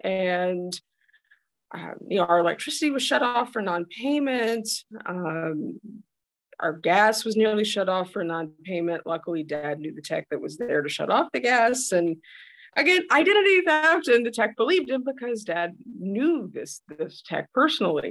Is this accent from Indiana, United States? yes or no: yes; northeast of Muncie, East Central Indiana, United States; moved away as an adult; now in South Dakota, United States; I grew up in Eastern Indiana. So East Central Indiana, if anyone's familiar with that, I grew up northeast of Muncie.